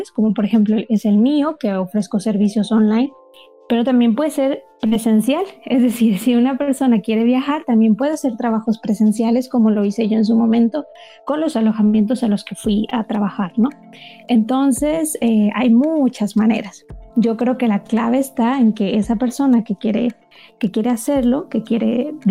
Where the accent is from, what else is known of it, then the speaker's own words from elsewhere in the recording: Monterrey, Nuevo León, Mexico; accent: norteña; also born or lived in Germany; Yo soy de México, soy de Monterrey. Lo que pasa es que ya no tengo acento como norteña porque viví esos cinco años en Alemania